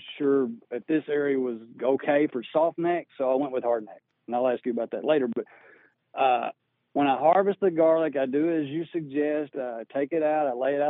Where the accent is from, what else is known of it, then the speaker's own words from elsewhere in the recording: Texas, United States; I came here from West Texas, the Midland-Odessa area, and it was quite dry.